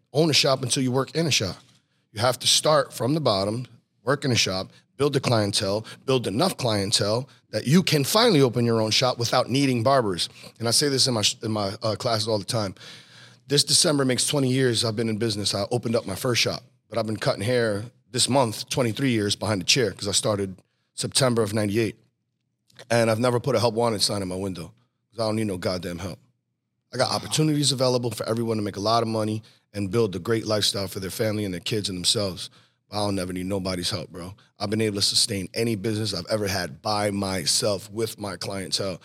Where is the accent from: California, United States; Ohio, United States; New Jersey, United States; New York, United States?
New Jersey, United States; also born or lived in Pennsylvania; I was born in PA. I moved to Jersey when I was 3, and I was pretty much raised in Jersey all my life.